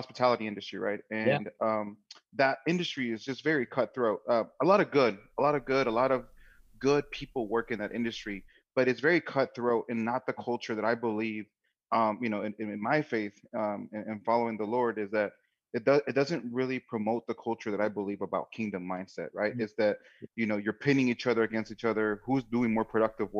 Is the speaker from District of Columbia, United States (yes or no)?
yes; Washington, District of Columbia, United States; moved away as an adult; also born or lived in Silver Spring, Maryland / Dallas, Texas / Boston, Massachusetts / Phoenix, Arizona; I grew up in Washington, D.C., and actually the actual capital. A few years later, I think in my early teens, I moved